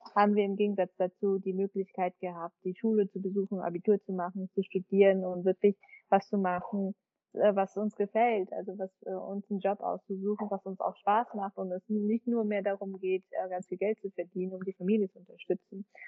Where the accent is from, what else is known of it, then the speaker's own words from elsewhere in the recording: Vietnam; now in Germany; Ich bin ja eine Vietnamesin und ich bin halt ausgewandert und lebe jetzt auf Dauer halt woanders.